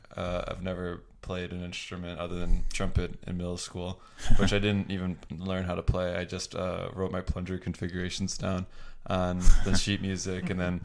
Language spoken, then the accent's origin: English; Waukesha, Wisconsin, United States; moved away as an adult; also born or lived in Platteville, Wisconsin; now in Milwaukee, United States; I'm from Waukesha, Wisconsin, which is a suburb of Milwaukee. Born and raised. I'm from there, and I lived in Waukesha my entire life until I went to school in Platteville.